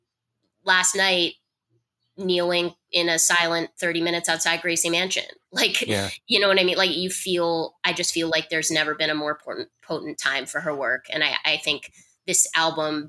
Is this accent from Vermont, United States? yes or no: yes; rural Vermont, United States; When I was 15 living in rural Vermont